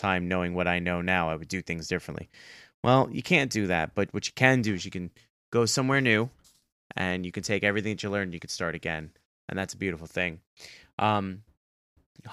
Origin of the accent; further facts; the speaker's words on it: New York City, New York, United States; I still live in my hometown, but that's kind of hard because I was born and raised in New York City.